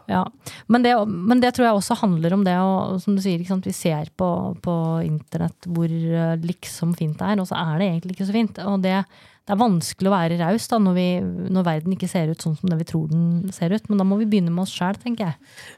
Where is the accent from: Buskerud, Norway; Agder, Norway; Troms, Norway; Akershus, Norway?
Akershus, Norway; Lørenskog; also born or lived in Brønnøysund; jeg flytta til Lørenskog som niåring